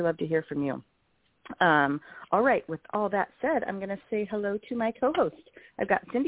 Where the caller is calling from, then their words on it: Portland, Oregon, United States; I'm calling you from Pacific Northwest, Portland area.